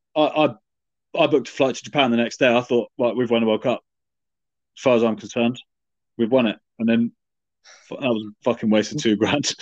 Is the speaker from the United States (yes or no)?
no; England, United Kingdom; as an Englishman